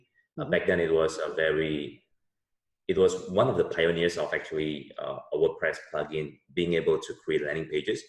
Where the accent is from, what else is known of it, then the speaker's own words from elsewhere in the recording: Singapore; also born or lived in United States; now in Jakarta, Indonesia; I grew up in Singapore